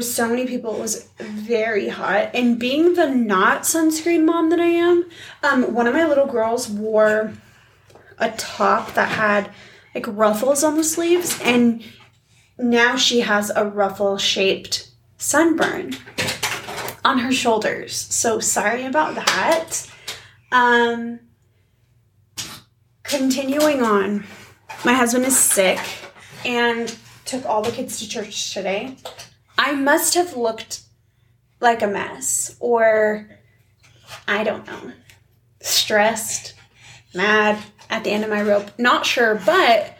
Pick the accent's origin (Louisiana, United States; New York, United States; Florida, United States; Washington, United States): Washington, United States; Seattle; now in Utah, United States; I grew up in Seattle